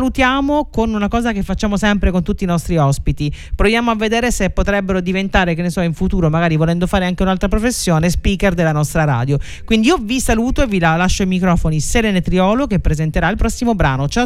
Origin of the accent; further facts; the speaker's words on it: Sicily, Italy; siamo siciliani